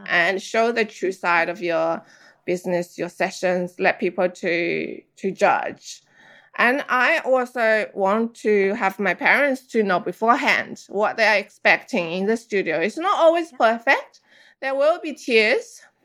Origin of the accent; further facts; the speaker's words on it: China; moved away; I grew up in China